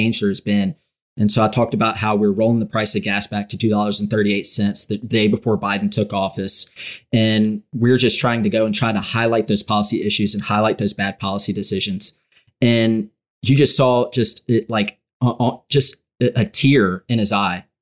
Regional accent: Louisiana, United States

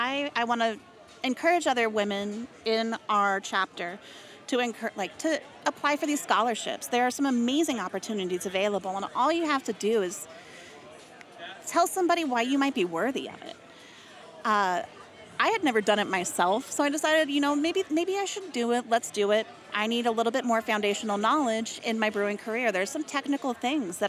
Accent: Colorado, United States; I grew up in Colorado

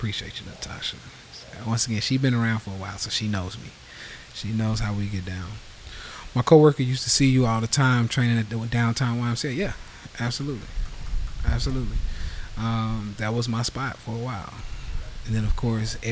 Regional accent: Nashville, Tennessee, United States; Nashville, Tennessee, where I'm from

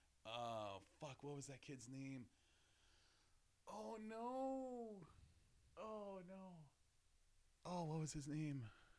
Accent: Muskego, Wisconsin, United States; I'm from Muskego.

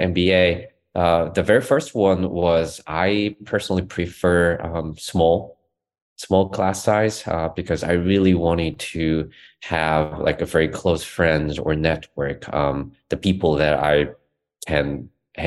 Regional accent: South Korea; moved away as an adult; now in Charlottesville, United States; I'm originally from South Korea and my family is still there

